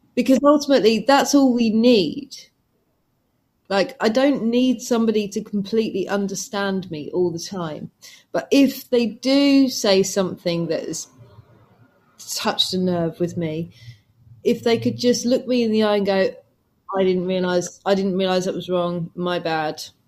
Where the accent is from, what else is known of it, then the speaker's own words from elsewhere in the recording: England, United Kingdom; I'm from England